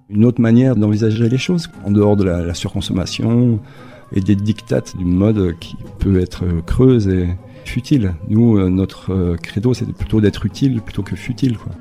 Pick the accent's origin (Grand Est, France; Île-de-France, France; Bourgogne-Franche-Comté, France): Bourgogne-Franche-Comté, France; Besançon; moved away as an adult; now in Basque Country, France; je suis originaire de Besançon, en Franche-Comté, mais euh, voilà, ça fait plus d'une vingtaine d'années que je vis désormais par ici